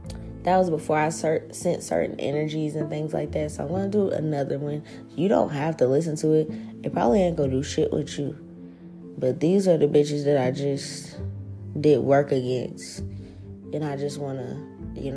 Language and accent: English; New Orleans, Louisiana, United States; moved away; my hometown in New Orleans